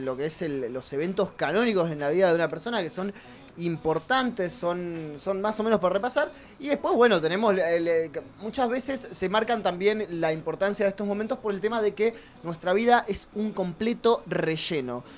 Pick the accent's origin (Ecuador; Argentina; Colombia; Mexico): Argentina; algo que nos pasa mucho como argentinos